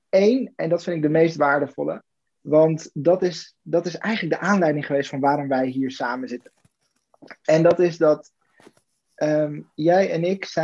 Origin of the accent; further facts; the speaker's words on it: Weert, Limburg, Netherlands; born there; Weert. Weert.